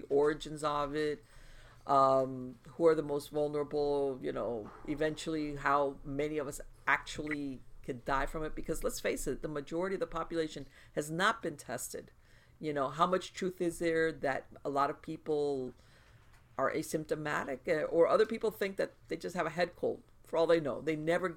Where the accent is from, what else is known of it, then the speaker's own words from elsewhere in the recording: United States; also born or lived in South Florida; as an American